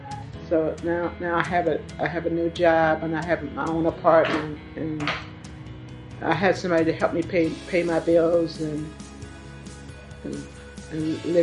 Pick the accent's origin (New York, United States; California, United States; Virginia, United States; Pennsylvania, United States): Virginia, United States; also born or lived in Washington, D.C.; I was born in Washington, D.C., and I lived in Deanna, Virginia, most of my life. And then I moved.